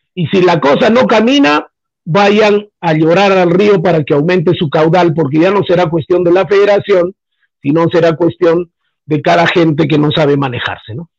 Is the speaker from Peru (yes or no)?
yes; Peru